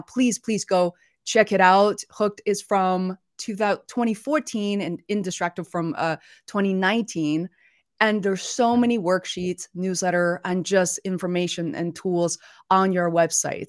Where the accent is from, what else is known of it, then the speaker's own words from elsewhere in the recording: Beijing, China; moved away; we're originally from Beijing.